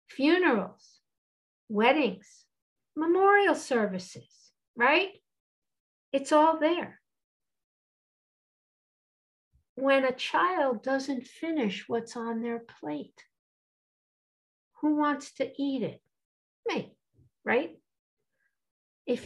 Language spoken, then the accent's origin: English; East Coast, United States; I'm from the East Coast, and I was a trainer